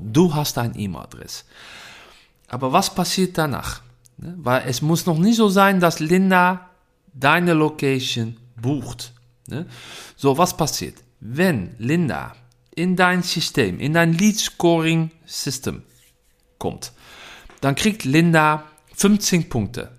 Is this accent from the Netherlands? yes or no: yes; Netherlands; German is a second language; Ich komme aus Holland.